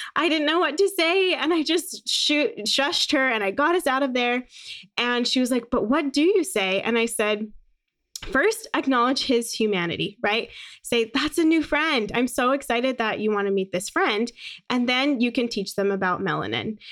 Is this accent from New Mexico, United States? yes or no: no; Phoenix, Arizona, United States; also born or lived in San Francisco, California; I was born in San Francisco. My parents are both from New York, and they moved to California when my mom was getting her P H D. And then, um, when I was about five, we ended up moving to Phoenix